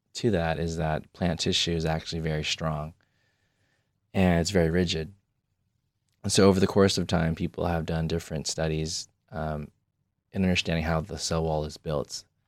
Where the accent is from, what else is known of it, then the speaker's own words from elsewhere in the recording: California, United States; moved away as an adult; now in Michigan, United States; I grew up in California, I did everything in California